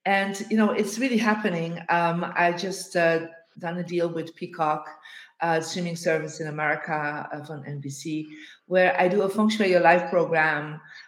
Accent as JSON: {"language": "English", "town": "Bruges", "region": "Flanders", "country": "Belgium", "tie": "born or raised there", "said": "I am in my hometown in Bruges in Belgium after a tour of speaking engagements for the last month."}